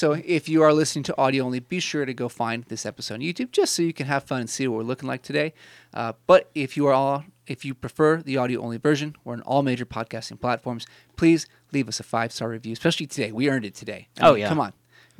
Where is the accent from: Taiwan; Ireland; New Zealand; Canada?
Canada; And I'm Canadian, so I'm very nice.